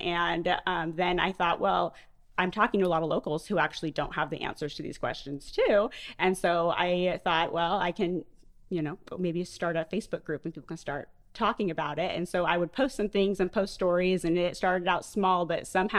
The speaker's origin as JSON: {"language": "English", "region": "California", "country": "United States", "tie": "born or raised there", "moved": "as an adult", "lives_now": "Ocean Springs, United States", "said": "we've moved around a lot. And so, and I grew up in California and I've lived in a lot of states."}